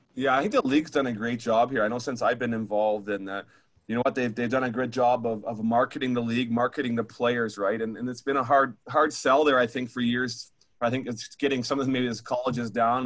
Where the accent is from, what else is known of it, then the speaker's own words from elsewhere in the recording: Ontario, Canada; moved away as an adult; now in Humboldt, Canada; I'm from Ontario